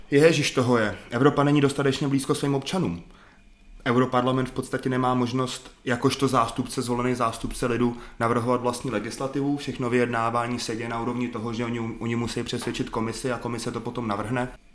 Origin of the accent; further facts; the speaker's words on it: Liberec, Liberec Region, Czechia; also born or lived in Saarbrücken, Germany; jsem z Liberce